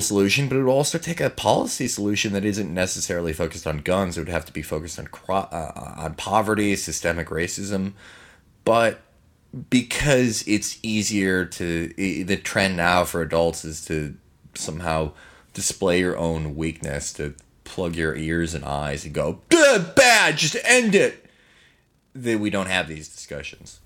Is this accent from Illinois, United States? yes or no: yes; Chicago, Illinois, United States; I'm from Chicago